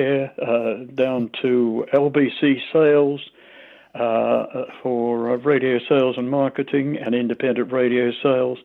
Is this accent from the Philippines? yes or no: no; Australia; accent: Australian; moved away as an adult; also born or lived in London; My Australian accent doesn't sound as strong as a lot of Aussies